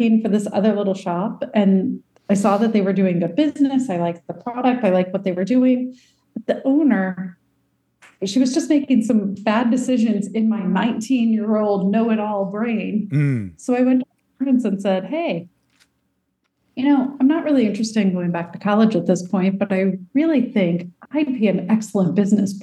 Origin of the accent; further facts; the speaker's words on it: St. Louis, Missouri, United States; moved away as an adult; also born or lived in China; now in Sicily, Italy; I grew up in St. Louis on the banks of the muddy Mississippi